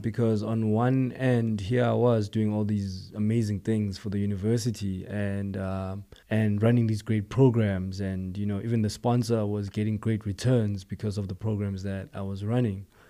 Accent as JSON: {"language": "English", "area": "East Rand township", "region": "Gauteng", "country": "South Africa", "tie": "born or raised there", "said": "I'm a township boy. You know, I'm from Guatemala, um, eh, it's a township, um, in the East Rand, Far East Rand"}